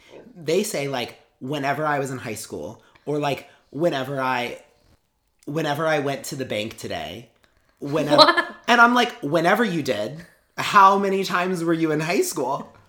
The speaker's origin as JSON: {"language": "English", "region": "Northern Kentucky", "country": "United States", "also_born_or_lived": "Cincinnati, Ohio", "moved": "as an adult", "lives_now": "Queens, New York, United States", "said": "I always say that I'm from Cincinnati, but then everyone always is like, you're from Kentucky."}